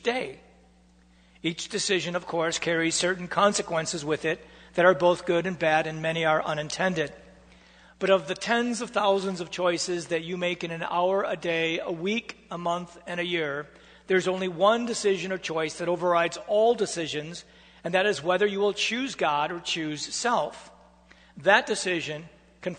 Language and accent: English; United States; as Americans, we are proud of the fact that we get to choose our government leaders